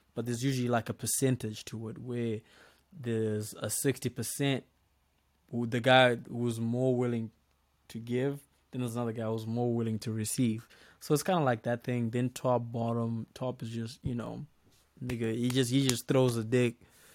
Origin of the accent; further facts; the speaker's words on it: Zimbabwe; the culture back in my country, you know, because I'm Zimbabwean.